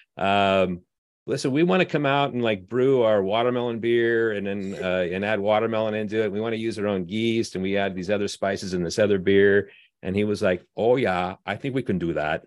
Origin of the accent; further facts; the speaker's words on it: Southern California, United States; now in San Francisco, United States; I grew up in Southern California